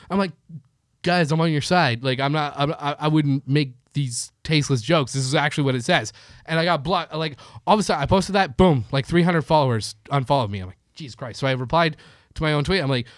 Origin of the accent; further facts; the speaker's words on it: Canada; now in Los Angeles, United States; I'm from Canada.